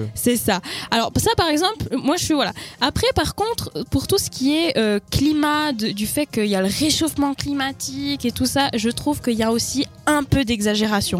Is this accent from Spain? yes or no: yes; Spain; French is a second language; moved away; je suis espagnole